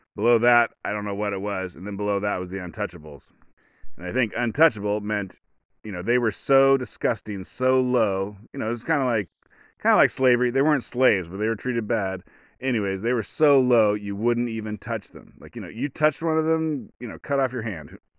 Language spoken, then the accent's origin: English; rural Oregon, United States; I'm from a rural white Oregon